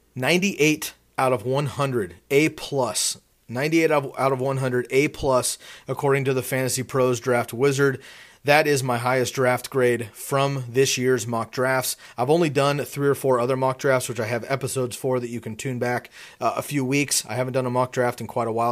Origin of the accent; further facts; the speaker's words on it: the Bay Area, California, United States; I was born in the Bay